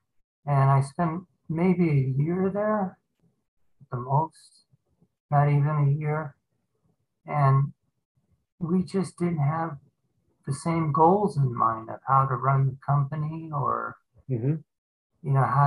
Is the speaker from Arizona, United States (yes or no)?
yes; Phoenix, Arizona, United States; also born or lived in California; We moved back from California to Phoenix, Arizona, where I've lived all my life practically.